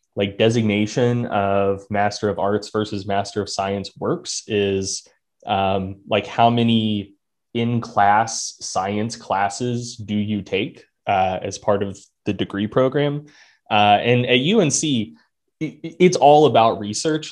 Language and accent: English; North Carolina, United States; I'm from North Carolina